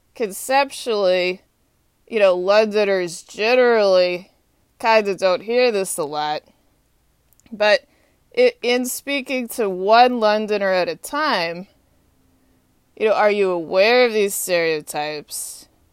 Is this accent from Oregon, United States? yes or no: no; Texas, United States; also born or lived in North Carolina / Atlanta; now in Washington, D.C., United States; I'm from Texas